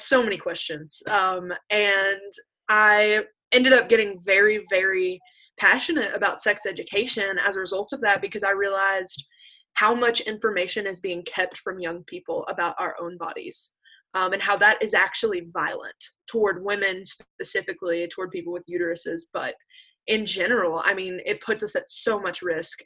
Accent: Appalachia, United States; I did definitely grew up resenting being Appalachian

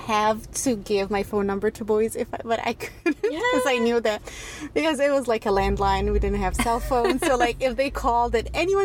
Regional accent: Egypt; moved away as an adult; now in United States; I was born and raised in Egypt and have been living in the United States for the past 7 or 8 years now.

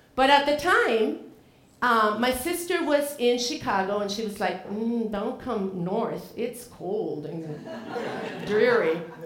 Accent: Venezuela; English is a second language; moved away as an adult; also born or lived in South Carolina, United States; now in Portland, United States; my world, growing up in Venezuela, was very much a bubble of other immigrant families

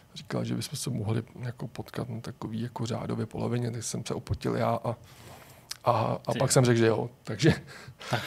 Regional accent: Prague, Czechia; jsem Pražák

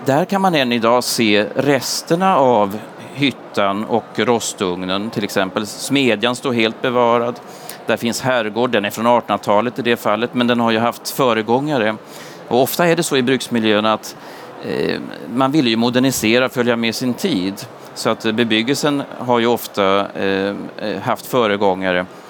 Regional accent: Sundsvall, Västernorrland County, Sweden; i mina hemtrakter. Jag är från Sundsvall

